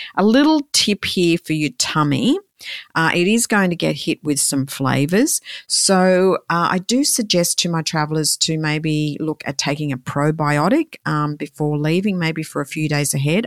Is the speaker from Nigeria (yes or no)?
no; Australia; I'm from Australia